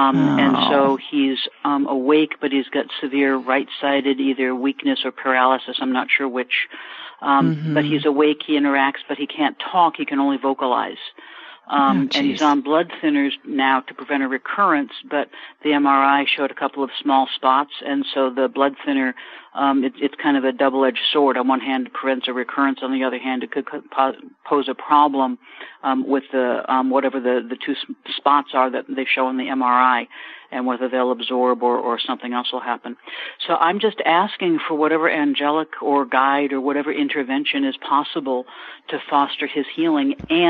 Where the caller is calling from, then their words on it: San Diego, California, United States; I'm calling from San Diego. My brother is in Palm Springs.